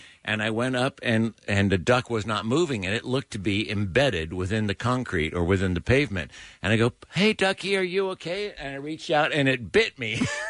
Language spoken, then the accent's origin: English; outside of San Francisco, California, United States; the little town I grew up in outside of San Francisco.